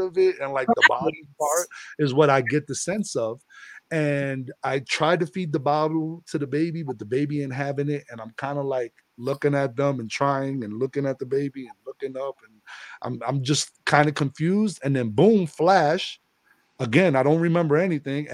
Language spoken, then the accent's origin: English; New York City, New York, United States; moved away as an adult; also born or lived in Florida; I'm from the Bronx